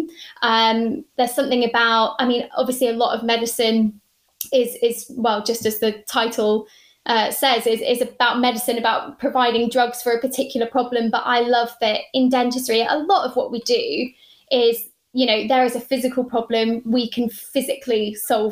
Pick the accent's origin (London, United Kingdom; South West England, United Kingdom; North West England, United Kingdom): South West England, United Kingdom; Cornwall; also born or lived in Plymouth / Lancashire; I'm from Cornwall. I grew up there